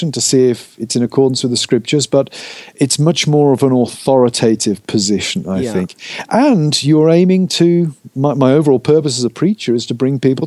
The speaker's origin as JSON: {"language": "English", "area": "Gloucestershire, West Country", "region": "South West England", "country": "United Kingdom", "tie": "born or raised there", "said": "I'm from the United Kingdom, born and brought up in England. Brought up over in the West, what we call the West Country, over in Gloucestershire"}